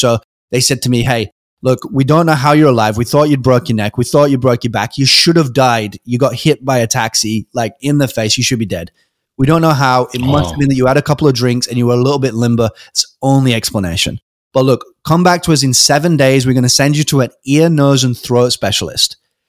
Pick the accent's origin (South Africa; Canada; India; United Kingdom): United Kingdom; also born or lived in Adelaide, Australia; You know, I'd moved around because I'm British. I'd moved a couple of times and I had about 20 friends.